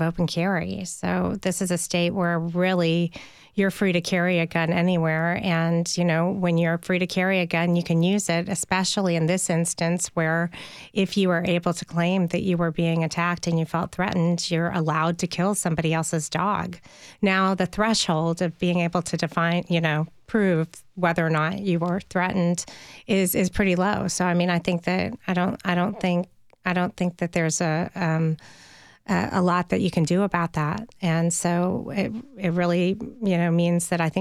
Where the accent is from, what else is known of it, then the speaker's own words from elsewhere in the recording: Nashville, Tennessee, United States; I grew up in Nashville